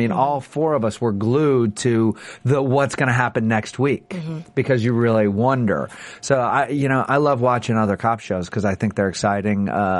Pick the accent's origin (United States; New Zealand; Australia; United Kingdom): United States; New Orleans, Louisiana; And I'm originally from New Orleans